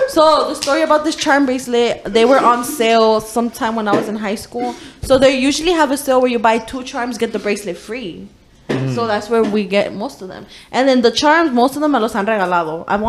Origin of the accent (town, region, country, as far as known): Texas, United States